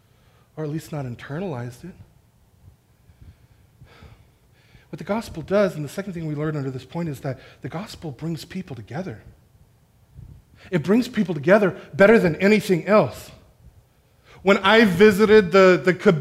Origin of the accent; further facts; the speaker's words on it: National City, California, United States; moved away as an adult; now in Escondido, United States; I'm from National City, closer to downtown, where everybody's from somewhere else